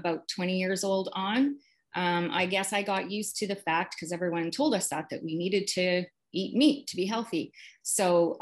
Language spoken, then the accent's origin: English; Regina, Saskatchewan, Canada; now in Vancouver, Canada; I grew up in Regina, Saskatchewan. I'm Canadian, and I currently live in Vancouver, BC.